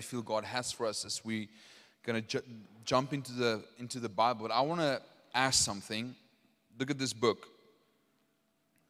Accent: Potchefstroom, North West, South Africa; I'm from Poch

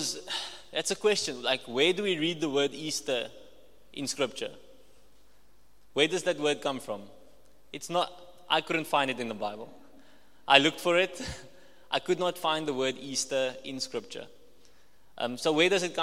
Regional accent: Walvis Bay, Erongo, Namibia; I'm from Walvis Bay

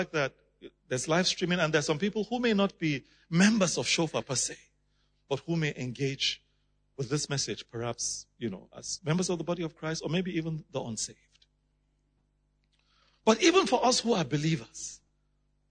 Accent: Nigeria; I come from Nigeria.

